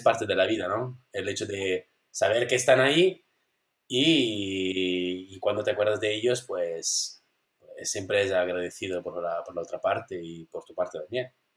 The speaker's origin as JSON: {"language": "Spanish", "country": "Italy", "second_language": "Spanish", "moved": "as an adult", "lives_now": "Spain", "said": "vivo aquí, pero bueno, soy italiano"}